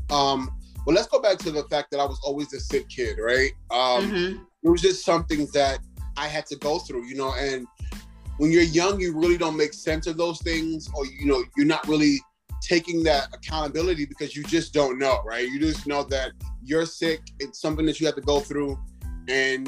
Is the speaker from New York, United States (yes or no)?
yes; New York City, New York, United States; growing up in Brooklyn, New York was everything